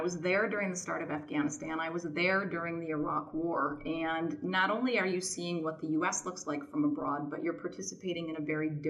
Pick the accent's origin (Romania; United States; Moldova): United States; Michigan; So like you, I am from Michigan, and growing up there, I didn't necessarily have a huge sense of the outside world.